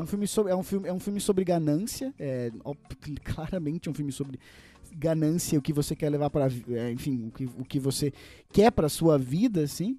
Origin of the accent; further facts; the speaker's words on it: Brazil; nós, como brasileiros